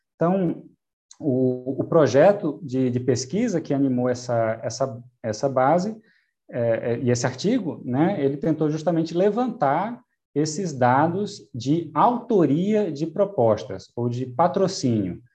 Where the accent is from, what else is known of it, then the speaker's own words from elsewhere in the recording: Brazil; nós aqui, aqui né, como brasileiros